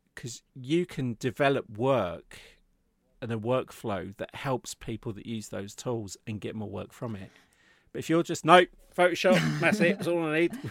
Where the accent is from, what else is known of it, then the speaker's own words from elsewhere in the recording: England, United Kingdom; we're in the U K. I'm English